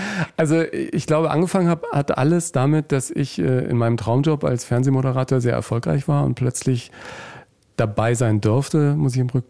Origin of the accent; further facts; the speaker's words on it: Nuremberg, Bavaria, Germany; born there; also born or lived in Hanover / Murnau; Ich bin in Nürnberg in Franken geboren